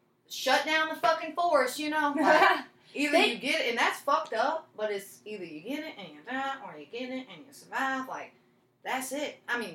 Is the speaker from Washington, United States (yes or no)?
no; Louisville, Kentucky, United States; Because I'm not from Kentucky. I'm from Louisville.